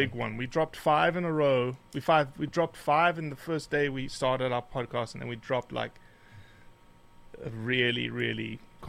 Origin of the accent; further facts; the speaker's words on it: South Africa; also born or lived in Rio de Janeiro, Brazil; now in United States; Yeah, so I say I was born and raised in South Africa because it's just an easier way to explain my sort of pavement special genetics. I was born actually in Rio de Janeiro, Brazil